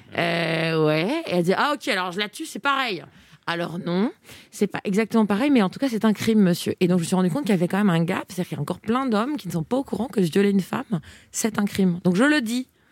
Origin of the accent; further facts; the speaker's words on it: eastern France, Grand Est, France; je viens de l'Est de la eh France